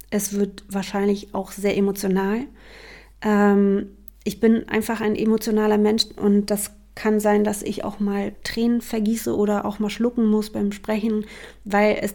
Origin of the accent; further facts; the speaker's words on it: Berlin, Germany; Also, ich bin …, ich bin Berlinerin.